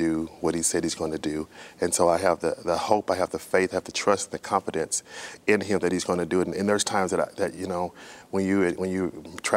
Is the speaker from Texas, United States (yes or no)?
yes; Texas, United States; I started playing for a church that I attended in when I grew up in Texas, my home church, we would say